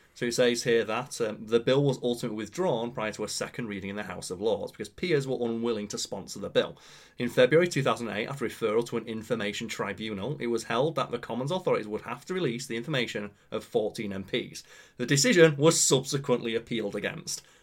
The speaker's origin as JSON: {"language": "English", "town": "Pontefract", "region": "Yorkshire and the Humber", "country": "United Kingdom", "tie": "born or raised there", "said": "Pontefract, my hometown"}